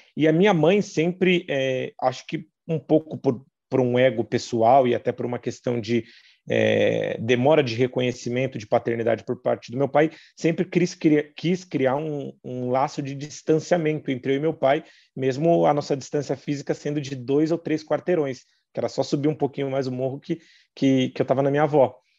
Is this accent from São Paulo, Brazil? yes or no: yes; Taboão da Serra, São Paulo, Brazil; Eu nasci e cresci em Taboão da Serra